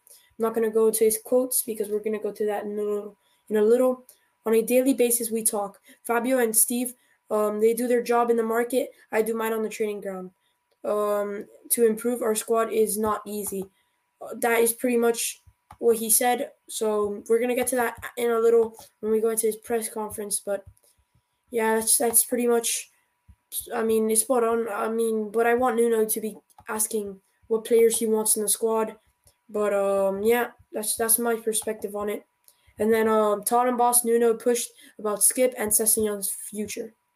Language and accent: English; United States; I'm American.